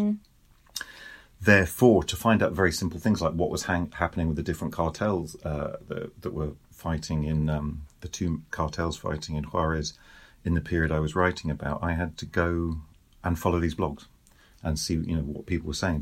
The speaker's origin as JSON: {"language": "English", "country": "United Kingdom", "moved": "as an adult", "lives_now": "France", "said": "I'm British, we now live in France"}